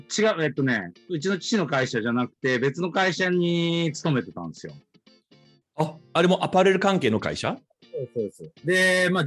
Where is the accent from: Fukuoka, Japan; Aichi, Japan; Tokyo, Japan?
Tokyo, Japan; born there; 東京生まれの、えー、1七7 7年生まれ。